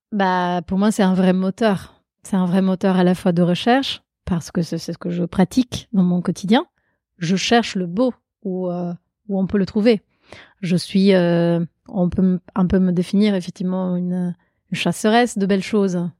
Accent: Italy; accent: Italian; French is a second language; now in Paris, France; je suis italienne, j'ai grandi en Italie.

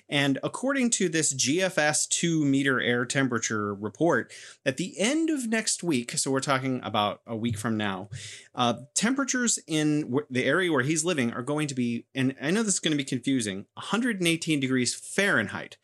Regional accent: California, United States; moved away as an adult; now in Beijing, China; I'm originally from California, and I'm now living in beautiful Beijing

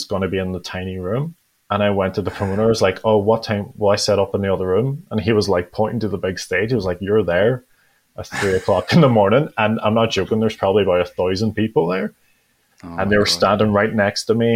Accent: Derry, Northern Ireland, United Kingdom; I'm this age, I'm in Russia, I'm from Derry

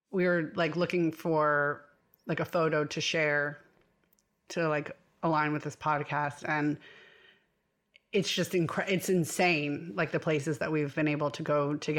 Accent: New York, United States; being a New Yorker

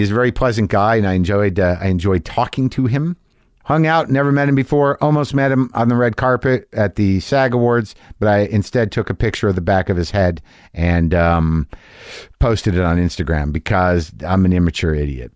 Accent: Albuquerque, New Mexico, United States; I grew up in Albuquerque

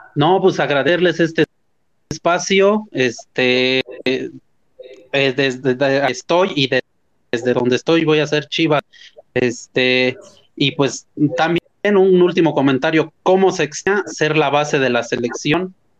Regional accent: Puebla, Mexico; now in Oaxaca, Mexico; yo soy de Puebla, pero trabajo de profesor en la Tierra Norte de Oaxaca

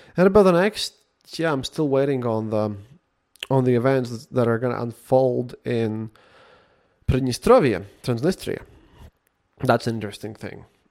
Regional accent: Latvia; English is a second language; English is not my first language.

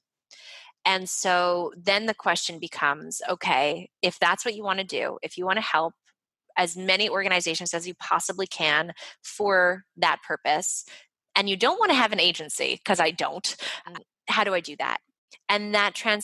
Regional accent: Montreal, Quebec, Canada; I'm from Montreal. So I'm fluent in French.

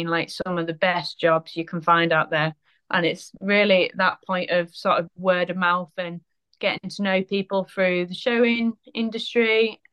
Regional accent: Penrith, North West England, United Kingdom; I grew up in the Lake District in Penrith.

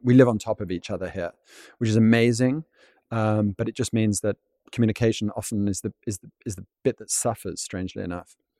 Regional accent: London, United Kingdom; moved away as an adult; now in Vienna, Austria; I grew up in London

